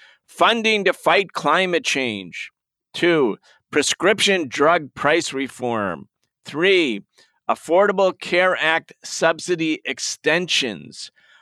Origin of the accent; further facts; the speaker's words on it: Western New York, United States; I'm from Western New York, so people in Rochester and Buffalo, where I come from